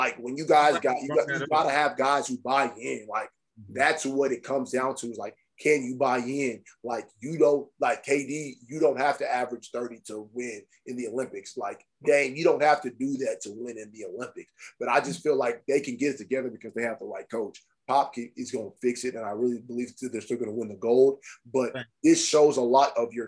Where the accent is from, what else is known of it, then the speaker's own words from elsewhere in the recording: Nigeria; I'm Nigerian